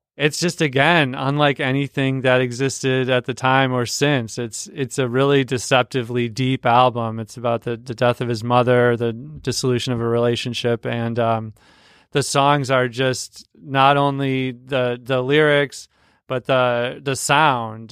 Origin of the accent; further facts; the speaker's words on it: Mankato, Minnesota, United States; moved away; also born or lived in Saint Louis; when I was growing up in Mankato, Minnesota.